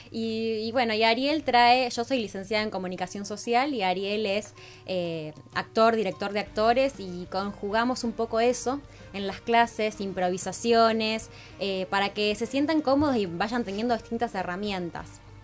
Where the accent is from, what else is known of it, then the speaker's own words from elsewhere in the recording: Rosario, Santa Fe, Argentina; moved away as an adult; now in Buenos Aires, Argentina; nosotros somos oriundos de, de Rosario